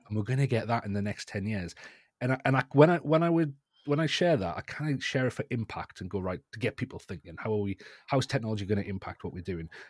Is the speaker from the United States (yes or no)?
no; North East England, United Kingdom; accent: northeast England; at a group of colleges in the northeast of England. You can probably tell by my accent there.